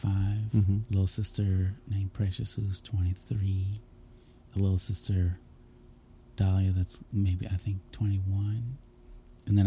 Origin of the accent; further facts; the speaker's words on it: St. Louis, Missouri, United States; also born or lived in San Diego, California; I was born in San Diego, California. My father was in the Navy, and my mother, I think, just graduated high school. And then, like, between then and I moved to St. Louis with my father, like, more, like, regularly living with him in St. Louis and my dad's mom